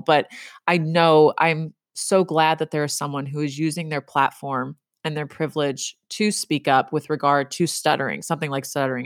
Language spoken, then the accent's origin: English; Texas, United States; I'm from Texas